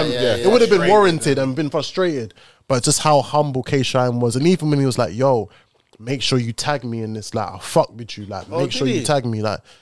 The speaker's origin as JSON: {"language": "English", "region": "London", "country": "United Kingdom", "said": "I'm from Lewisham."}